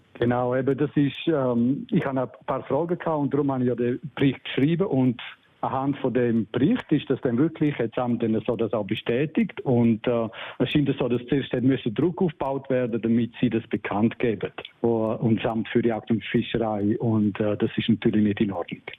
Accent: Surselva, Graubünden, Switzerland; bei uns in der Surselva

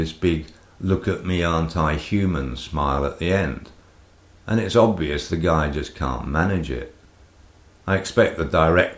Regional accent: United Kingdom; moved away as an adult; now in Greece; I'm a legal immigrant. I'm British

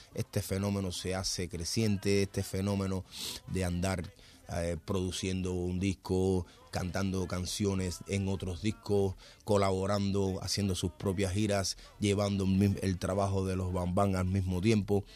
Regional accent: Cuba; en mi país

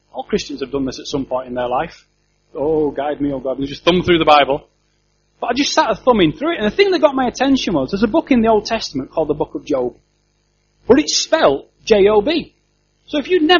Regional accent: Yorkshire and the Humber, United Kingdom; I'm a Yorkshireman

